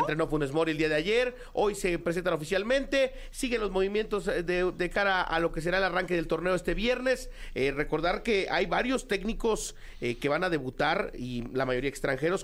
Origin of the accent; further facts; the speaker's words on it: Mexico; nosotros como mexicanos